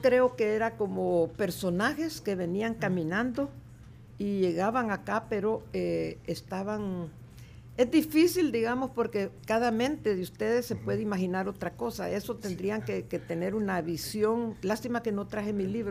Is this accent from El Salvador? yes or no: yes; El Salvador; yo soy nacida en, aquí en El Salvador en 1944